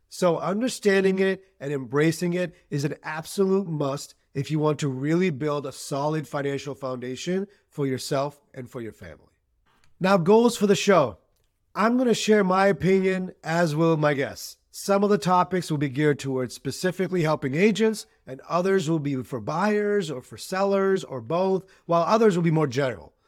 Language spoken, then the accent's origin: English; Boston, Massachusetts, United States; also born or lived in Pakistan; I was born in Pakistan. but I've lived in Greater Boston my entire life